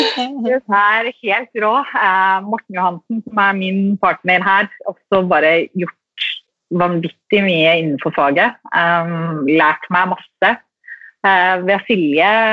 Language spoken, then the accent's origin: Norwegian; Drammen, Buskerud, Norway; also born or lived in Sarpsborg; jeg er fra Drammen